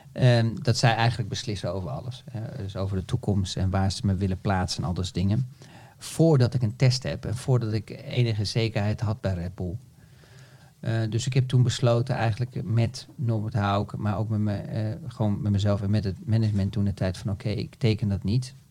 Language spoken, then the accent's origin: Dutch; Netherlands; als Nederlander